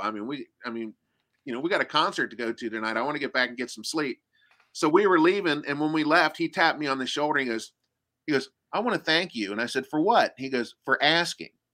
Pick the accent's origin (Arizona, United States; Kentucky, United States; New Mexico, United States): Kentucky, United States; now in Japan; I'm from Kentucky